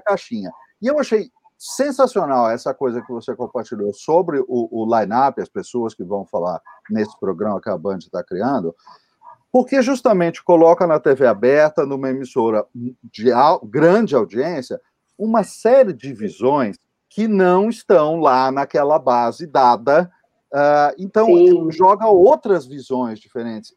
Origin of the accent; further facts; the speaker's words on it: interior of São Paulo, Brazil; now in São Paulo, Brazil; Eu não sou paulistano, eu sou do interior